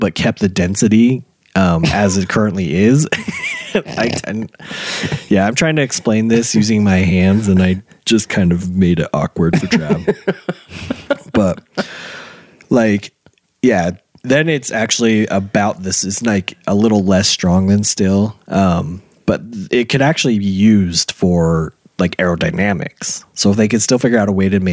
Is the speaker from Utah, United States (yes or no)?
yes; Utah, United States; we're from Utah.